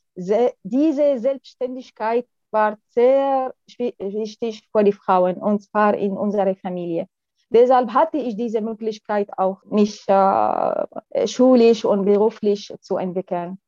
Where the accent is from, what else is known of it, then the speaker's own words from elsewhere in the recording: Syria; German is a second language; moved away as an adult; also born or lived in France; now in Germany; ich komme aus Syrien, ich bin hier in Deutschland seit mehr als sechs Jahren schon.